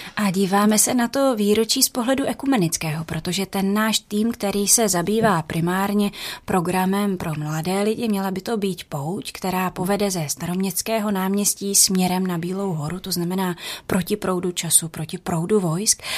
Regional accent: Louny, Ústí nad Labem Region, Czechia; já jsem se narodila v Lounech

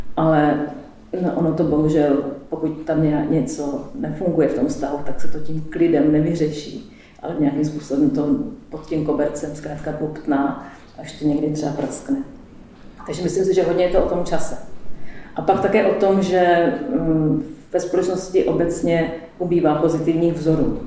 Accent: Prague, Czechia; now in Hodonín, Czech Republic; já jsem, pocházím z Prahy

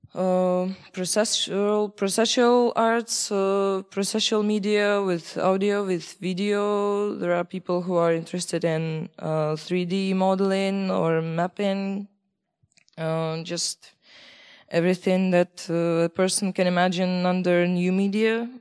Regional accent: Belarus; moved away as an adult; now in Czech Republic; I am from Belarus. Uh, I study in Czech Republic for uh, for years now

